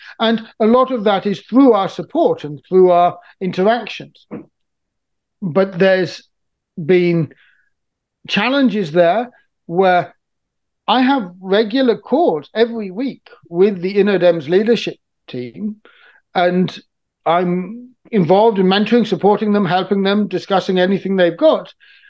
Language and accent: English; Niger; I've been deeply aware of since I was a teenager growing up in Niger.